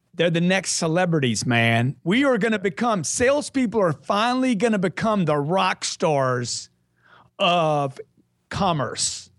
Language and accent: English; Lake Charles, Louisiana, United States; I grew up in Lake Charles, Louisiana.